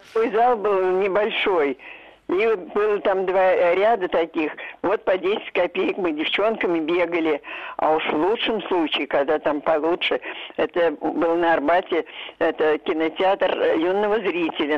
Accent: Moscow, Russia; я коренная москвичка, жила я Смоленская улица или Плющиха

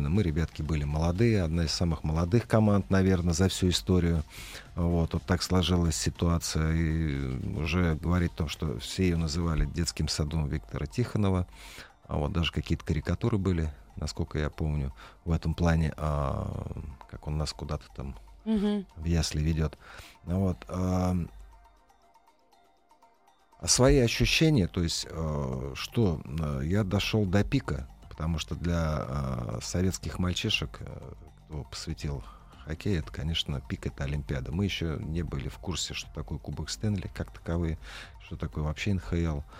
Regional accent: Russia; Я россиянин, э, Поэтому ко мне не подходили

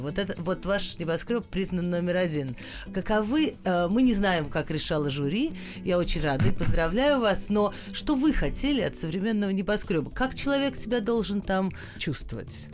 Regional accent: Moscow, Russia; я москвич, я живу в Москве

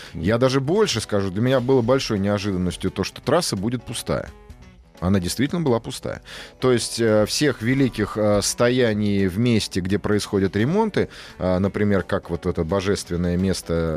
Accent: Moscow, Russia; мой московский, мое московское высокомерие

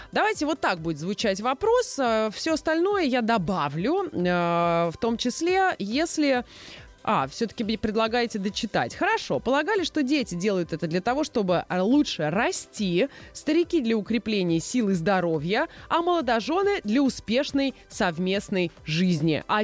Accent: Vologda Oblast, Russia; Я из Вологодской области.

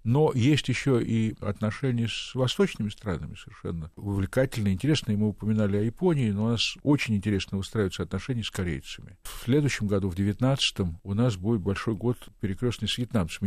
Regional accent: Kyrgyzstan; moved away; я родом из Киргизии

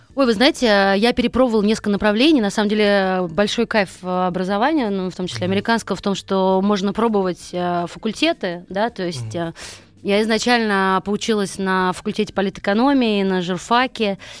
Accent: Nizhny Novgorod, Nizhny Novgorod Oblast, Russia; moved away as an adult; also born or lived in United States; now in Moscow, Russia; я вообще выросла в Нижнем Новгороде, то есть я не москвичка

